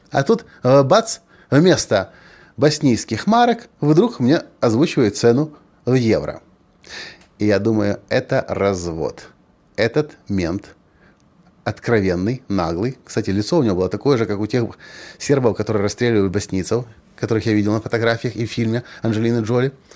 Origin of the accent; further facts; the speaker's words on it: Ukraine; Я же ведь из Украины, из развитой страны